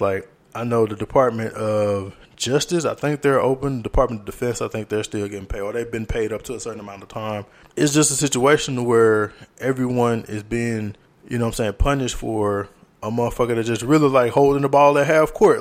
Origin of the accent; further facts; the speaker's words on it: Louisiana, United States; moved away; the school systems are dying down in Louisiana and they're combining schools in my hometown